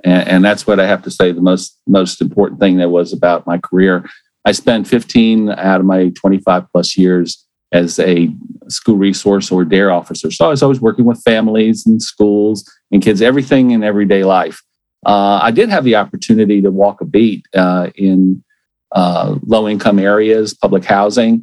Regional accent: Miami, Florida, United States; also born or lived in Tennessee; I am a native Floridian. I was born and raised in Miami

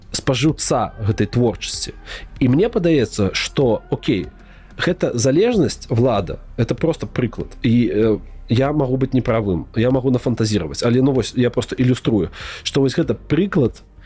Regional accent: Belarus; мы ж беларусы

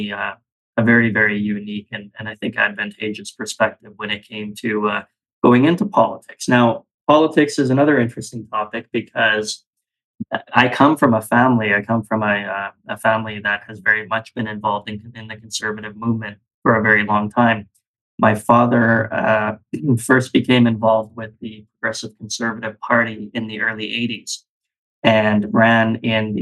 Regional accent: Calgary, Alberta, Canada; born and raised in Calgary, Alberta. I'm an Alberta boy through and through.

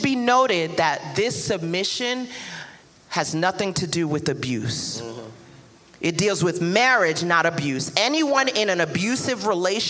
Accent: New York City, New York, United States; that Brooklyn will come out real quick

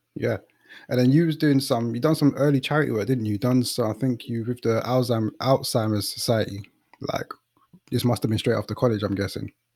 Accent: London, United Kingdom; I'm from the East

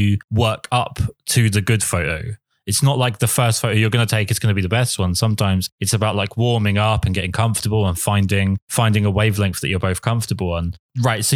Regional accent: England, United Kingdom; I'm English

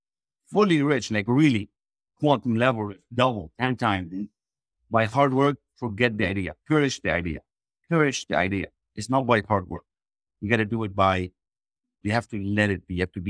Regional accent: Lebanon; now in Canada; I was raised in Lebanon, a very small village, left with a backpack, jumped on board and said, I'm done. And I knew there was more greatness for me when I came to Canada and visited the US.

